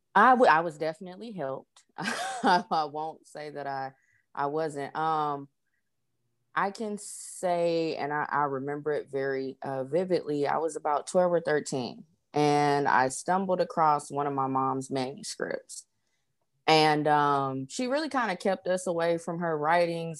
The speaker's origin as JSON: {"language": "English", "town": "Los Angeles", "region": "California", "country": "United States", "moved": "yes", "lives_now": "Atlanta, United States", "said": "I am originally from Los Angeles, California, uh, currently reside"}